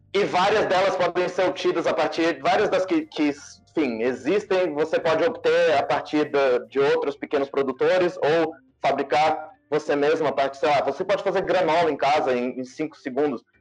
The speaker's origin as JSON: {"language": "Portuguese", "town": "Brasília", "region": "Federal District", "country": "Brazil", "said": "Eu sou de Brasília"}